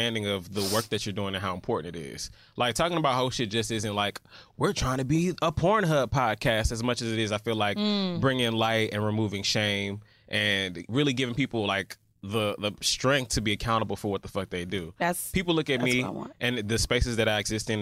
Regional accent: Atlanta, Georgia, United States; I grew up in Atlanta, gay mecca

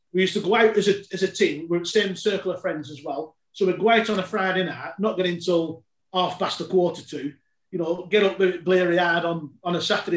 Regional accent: United Kingdom; I grew up on Aki Road

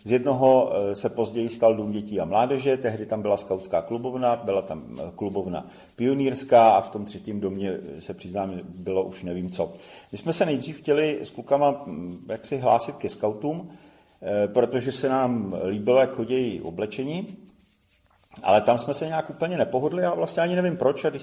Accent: Prague, Czechia; also born or lived in Brno; roce 1968 eh, jsem se přestěhoval z Brna do Prahy, protože tatínek byl jako voják přeložen, takže jsme se stěhovali.

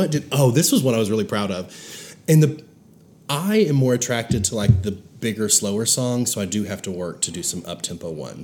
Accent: Branson, Missouri, United States; growing up in Branson

